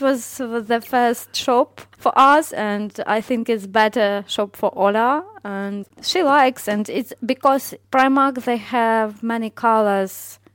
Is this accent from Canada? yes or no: no; Ukraine; English is a second language; moved away as an adult; now in United Kingdom; I come from Ukraine, from Central